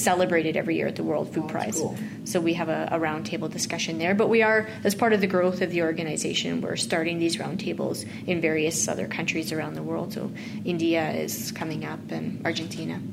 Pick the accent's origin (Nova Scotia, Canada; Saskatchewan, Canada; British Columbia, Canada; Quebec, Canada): Saskatchewan, Canada; Mossbank; my hometown that I never wanted to go back